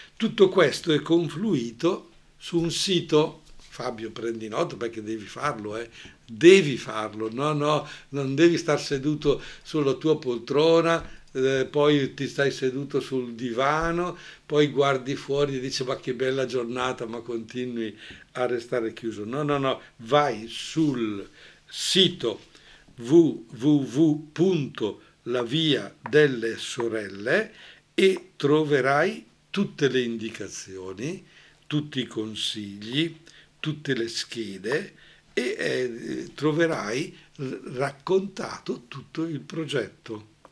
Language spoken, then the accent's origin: Italian; Brescia area, Lombardy, Italy; accent: Brescian; al nostro dialetto bresciano